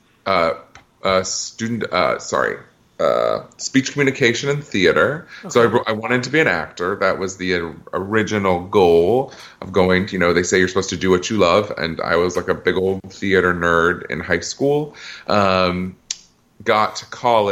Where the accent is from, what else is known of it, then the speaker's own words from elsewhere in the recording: Iowa, United States; moved away as an adult; also born or lived in Massachusetts; now in Washington, D.C., United States; born and raised in Iowa.